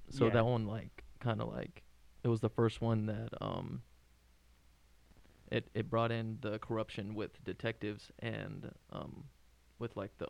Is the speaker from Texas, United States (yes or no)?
yes; Seminole, Texas, United States; now in Lubbock, United States; CMI major. I'm from Seminole, Texas.